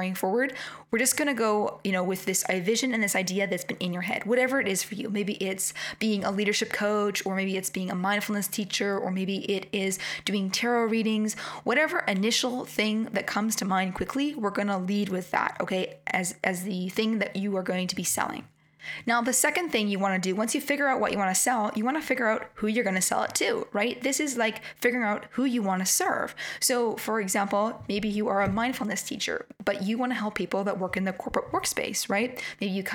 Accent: Canada; accent: Canadian; with my Canadian accent

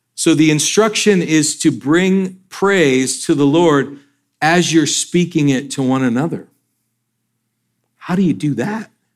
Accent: northern Georgia, United States; also born or lived in Michigan / Atlanta; We moved down to Georgia from from Michigan

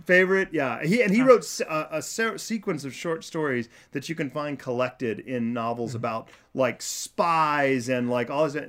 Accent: Kansas, United States; I am from Kansas

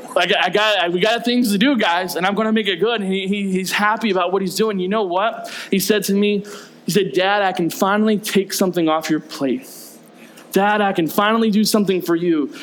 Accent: the South, United States; I grew up in the South.

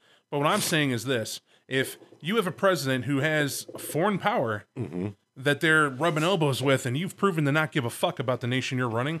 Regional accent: Chicago, Illinois, United States; We're from Chiberia.

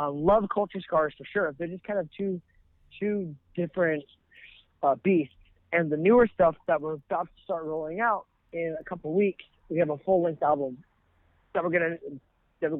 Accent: Ventura, California, United States; I'm from Ventura, California

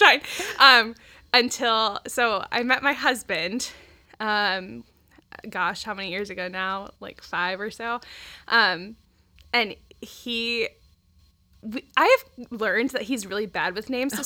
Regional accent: Centerville, Ohio, United States; now in Dayton, United States; I grew up in Centerville, so just down the road

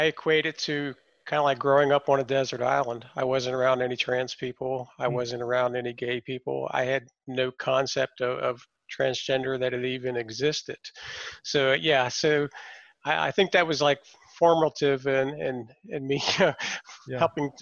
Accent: Rockville, Maryland, United States; also born or lived in Washington, D.C.; I was born in Washington, D.C. I grew up in the suburbs of Rockville initially till I was about 13 years old

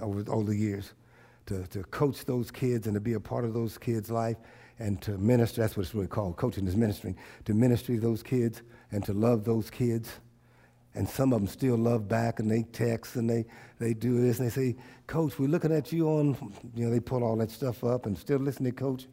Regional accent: United States; I love being an American. I love being an African-American American.

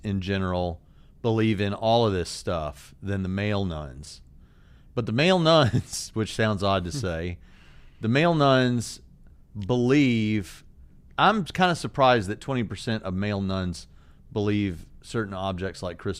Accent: Southern, United States; accent: Southern; My southern accent is gonna start coming.

